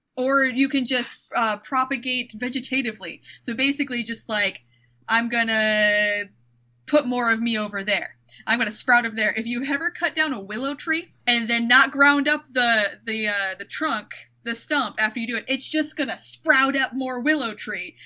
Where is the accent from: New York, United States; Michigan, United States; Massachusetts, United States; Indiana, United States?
Michigan, United States; I'm from Michigan, and everything that I know, I relate back to Michigan